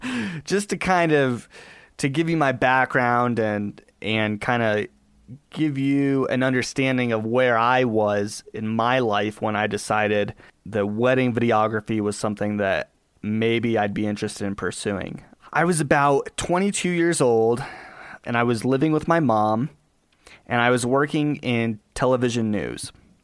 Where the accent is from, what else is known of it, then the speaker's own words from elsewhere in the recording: Colorado, United States; born there; And I was born out here in Colorado to a single mom